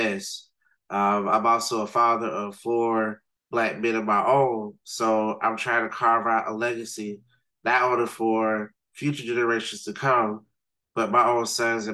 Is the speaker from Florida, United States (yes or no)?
yes; Riviera Beach, Florida, United States; growing up in Riviera Beach